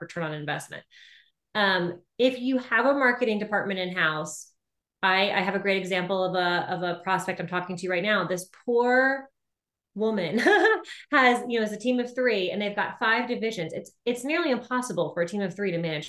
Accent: United States; I'm American

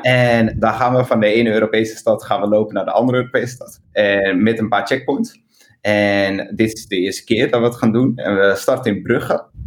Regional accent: Amsterdam, North Holland, Netherlands; ik ben geboren in Amsterdam en ik ben heel erg trots op Amsterdam

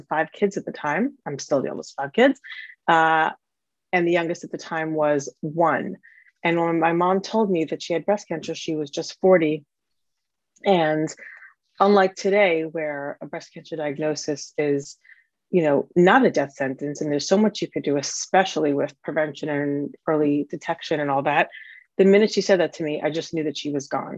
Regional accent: United States; moved away as an adult; now in London, United Kingdom; I am an American married to an American guy, have four American kids, and we live in London in the UK

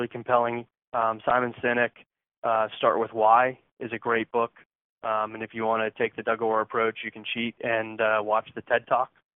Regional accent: Connecticut, United States; now in Houston, United States; I'm from Connecticut

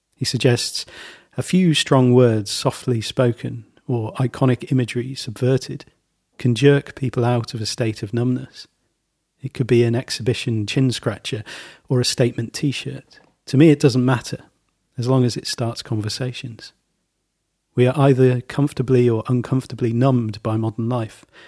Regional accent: Leamington Spa, West Midlands, United Kingdom; my hometown, Leamington Spa

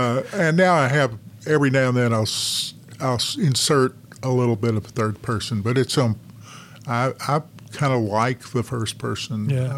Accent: Arkansas, United States; moved away as an adult; also born or lived in Washington, D.C.; now in North Carolina, United States; I grew up in Arkansas and practiced law in Arkansas.

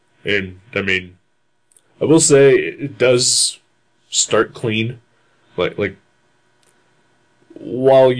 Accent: United States; I'm an American

